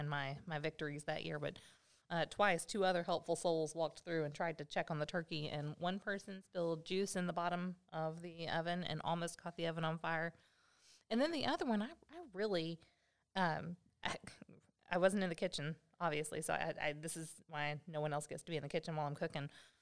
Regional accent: Arkansas, United States; we're from Arkansas.

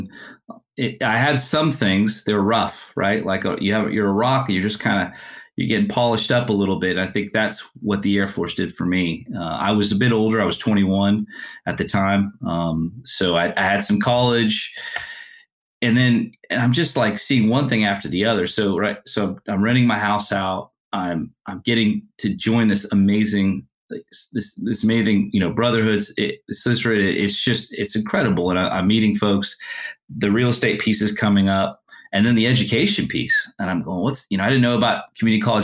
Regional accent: California, United States; also born or lived in Canada; Growing up on the West Coast in California originally

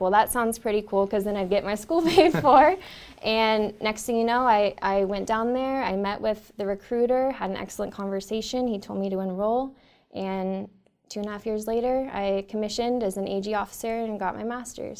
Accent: Northern California, United States; I grew up in Northern California

